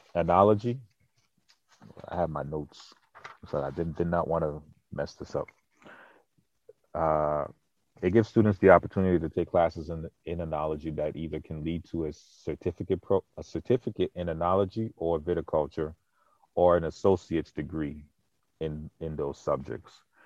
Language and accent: English; Boston, Massachusetts, United States; moved away as an adult; also born or lived in Lafayette, Louisiana; now in Kansas City, United States; I grew up in the projects of Boston